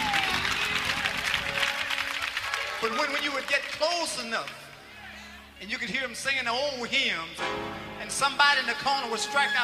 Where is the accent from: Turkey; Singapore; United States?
United States; Mississippi; I'm from Mississippi